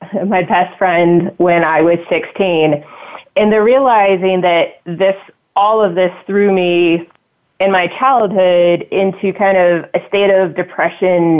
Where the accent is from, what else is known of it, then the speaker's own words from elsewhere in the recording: United States; I grew up right outside Washington, D.C. area, about 10 miles on the eastern side